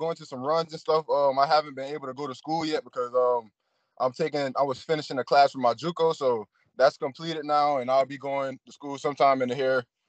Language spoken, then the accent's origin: English; Beaufort, South Carolina, United States; moved away as an adult; also born or lived in Spartanburg, South Carolina / Dodge City, Kansas; I'm actually from Beaufort, South Carolina